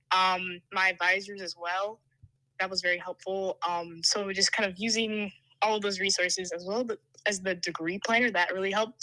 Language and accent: English; Aldan, Pennsylvania, United States; moved away as an adult; now in Dallas, United States; I'm a sophomore from Alden, Pennsylvania